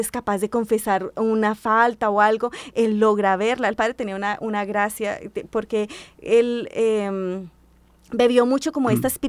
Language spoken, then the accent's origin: Spanish; Bucaramanga, Santander, Colombia; yo soy de Bucaramanga.